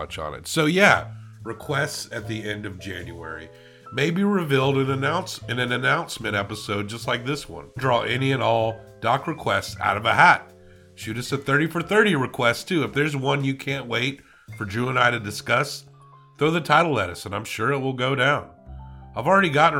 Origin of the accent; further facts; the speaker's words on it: the South, United States; I'm from the South